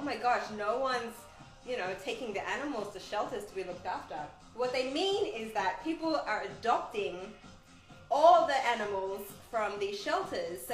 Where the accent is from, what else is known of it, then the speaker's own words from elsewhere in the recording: Australia; moved away; I grew up in Australia with no people of color being really represented